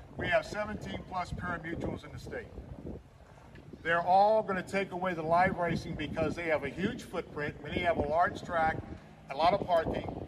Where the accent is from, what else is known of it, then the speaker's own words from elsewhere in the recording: Tampa, Florida, United States; that's the Florida I grew up in. I grew up in a place not far from Raymond James Stadium where Dale Mabry was a two lane road